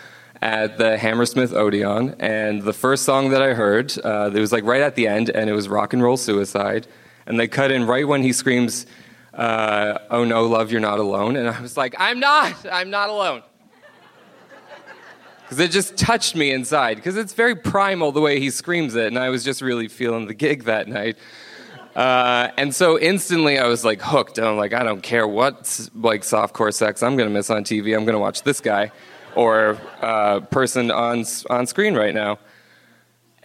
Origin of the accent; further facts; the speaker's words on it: Cape Breton, Nova Scotia, Canada; I grew up in Cape Breton, Nova Scotia